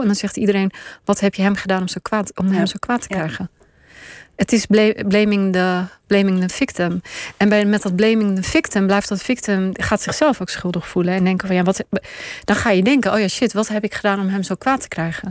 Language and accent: Dutch; Pakistan; also born or lived in Israel; now in Netherlands; ben ik geboren in Pakistan